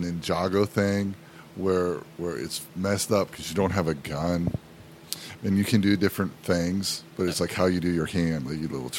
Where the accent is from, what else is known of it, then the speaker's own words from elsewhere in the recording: Pennsylvania, United States; now in Florida, United States; I'm from Pennsylvania.